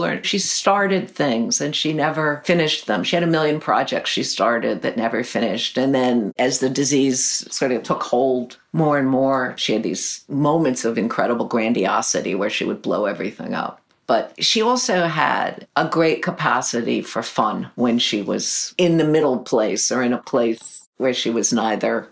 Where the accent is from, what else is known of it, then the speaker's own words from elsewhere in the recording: New York, United States; I grew up in Greenwich Village.